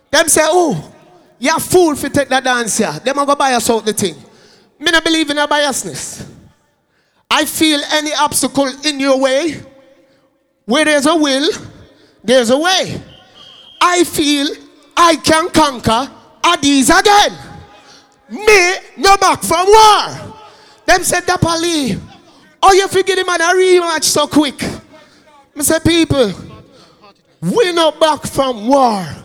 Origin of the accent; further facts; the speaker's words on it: New York City, New York, United States; now in Florida, United States; I was born in Kings County Hospital. Yes, I relocated to Florida.